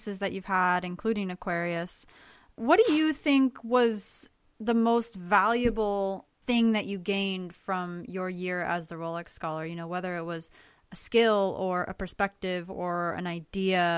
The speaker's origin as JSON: {"language": "English", "region": "South Florida", "country": "United States", "tie": "born or raised there", "said": "I grew up in South Florida"}